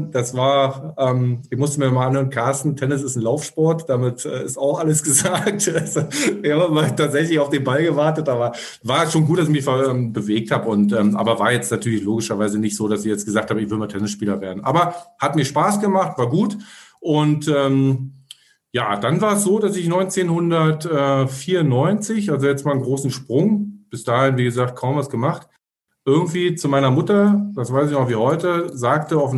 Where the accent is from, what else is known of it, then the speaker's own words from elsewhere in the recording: Berlin, Germany; wir kommen aus Ostberlin, äh, sind ja in, also ich bin in Ostberlin 1977, boah, schon lange her, aber ist, ist so immer so ähm, geboren und ja, da, da, da kommst du, da wächst du natürlich so ein bisschen so rein.